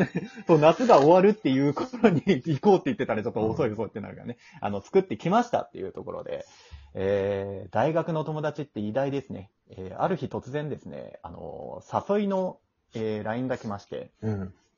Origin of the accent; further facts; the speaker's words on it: Kansai, Japan; now in Kanto, Japan; この辺に住んでるけど、もともとは俺関西の人だからね